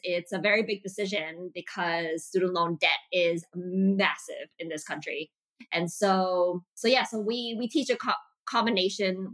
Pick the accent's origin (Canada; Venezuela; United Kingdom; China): Canada; Montreal, Quebec; also born or lived in Malaysia; my dad decided to move us and our entire family to North America, specifically in Montreal, Quebec